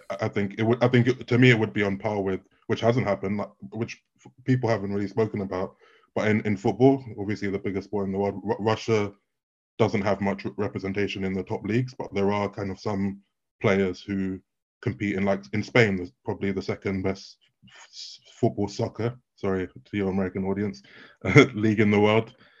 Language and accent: English; United Kingdom; I'm also British